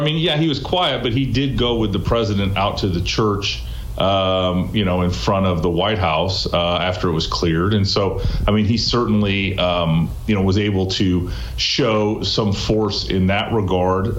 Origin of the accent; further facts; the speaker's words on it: Des Moines, Iowa, United States; i'm from des moines iowa I was u.s attorney in des moines iowa you know and my roots uh, continue to be in uh, my home state of iowa